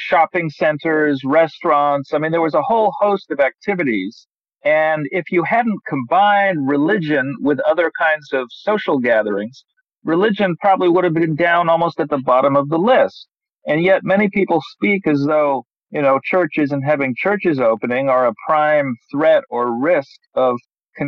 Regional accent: Southern California, United States; moved away as an adult; also born or lived in Berrien Springs, Michigan; now in Michigan, United States; I grew up in Southern California

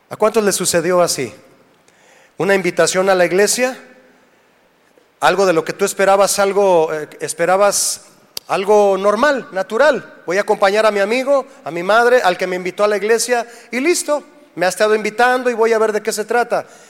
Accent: Mexico; somos de México

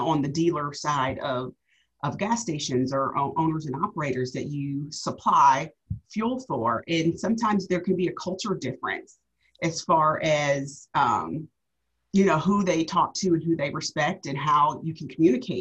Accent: Georgia, United States; moved away as an adult; also born or lived in Tampa, Florida; I'm actually from the Georgia area

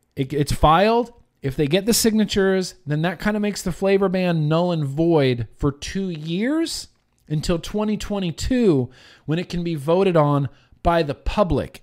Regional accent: United States; as an American

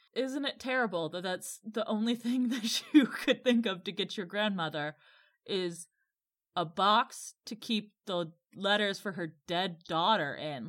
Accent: Midwest, United States; a Midwesterner who is also white

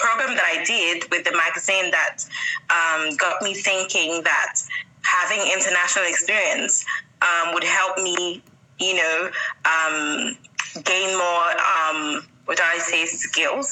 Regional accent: Nigeria; moved away as an adult; also born or lived in Lagos / Yangon, Myanmar; now in Bahrain; I'm from Nigeria

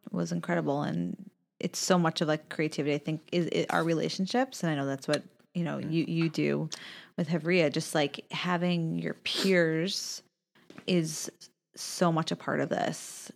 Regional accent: Long Island, New York, United States; I grew up on Long Island.

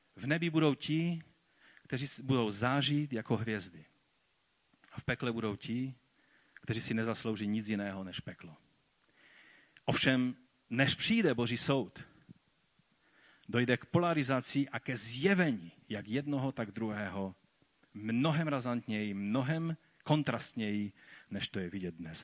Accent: Czechia; tady u nás v Čechách a na Moravě

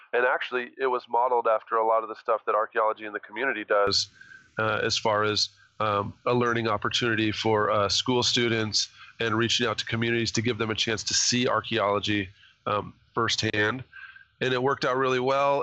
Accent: Boise, Idaho, United States; I grew up in Boise

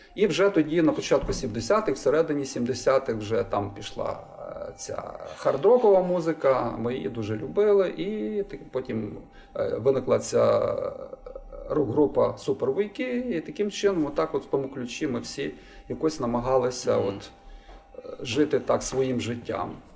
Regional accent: Lviv, Lviv Oblast, Ukraine; я народився у Львові і виріс у Львові.

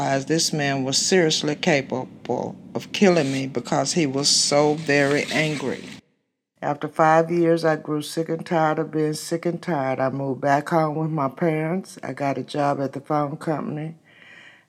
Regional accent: Midland, Texas, United States; I was born in West Texas, Midland.

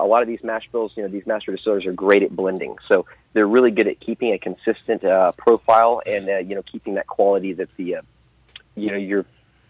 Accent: the South, United States; I was raised in the South, and, you know, I grew up with my grandfather drinking it

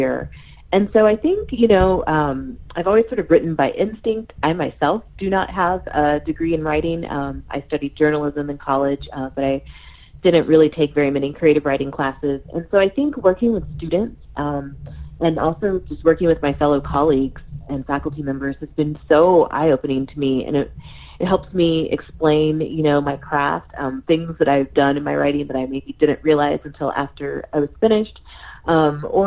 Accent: Missouri, United States; I was raised in Missouri

